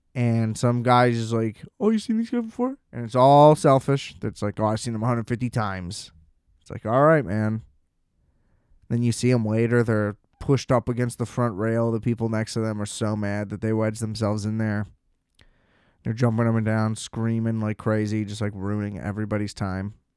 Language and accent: English; United States; I'm an American